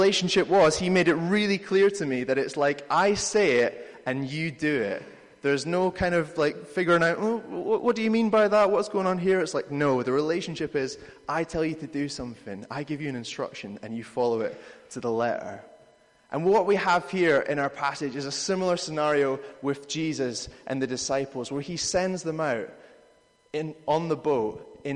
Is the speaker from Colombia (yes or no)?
no; United Kingdom; We're British